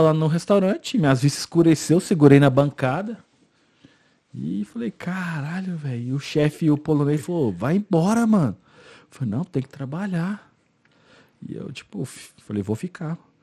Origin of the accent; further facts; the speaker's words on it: Goiânia, Goiás, Brazil; moved away as an adult; now in Ireland; eu sou de Goiânia